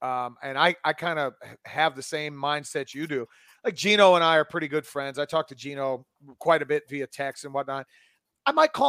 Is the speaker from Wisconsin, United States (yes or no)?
no; Florida, United States; now in Atlanta, United States; I growing up in Florida, I always kept a good tan.